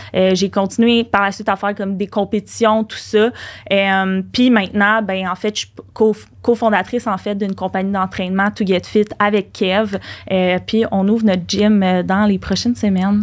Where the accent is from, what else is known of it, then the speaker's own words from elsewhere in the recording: Laval, Quebec, Canada; on est de Laval puis on reste à Laval